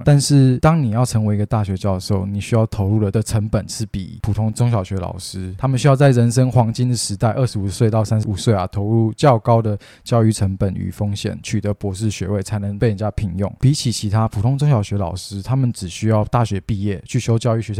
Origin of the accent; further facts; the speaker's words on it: Taiwan; born there; 我们常常听到叙利亚内战或是什么，就是有有发生一些战，我们才知道说我们生在台湾是一件幸福的事情。